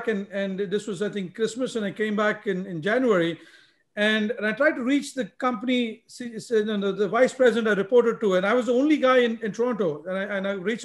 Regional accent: India; I grew up in India. I was born and brought up in India. I lived in different parts of India

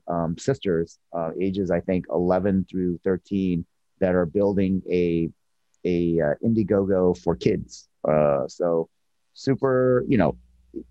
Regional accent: Seattle, Washington, United States; I'm from Seattle area

